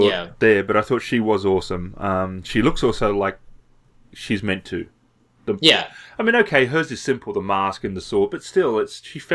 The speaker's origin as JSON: {"language": "English", "country": "Australia", "said": "as an Australian"}